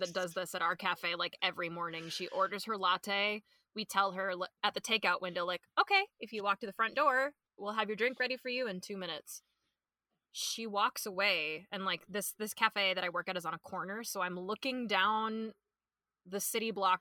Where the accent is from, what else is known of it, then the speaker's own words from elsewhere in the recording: Minnesota, United States; born and raised in Minnesota